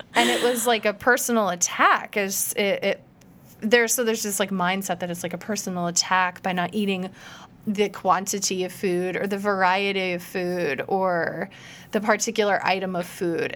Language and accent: English; Iowa, United States; I grew up in Iowa